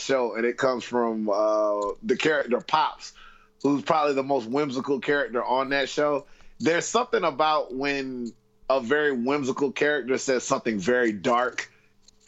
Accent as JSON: {"language": "English", "region": "the South", "country": "United States", "moved": "as an adult", "lives_now": "United Kingdom", "said": "I come from the South in America, not South America like Mexico or anything like that, but the southern states"}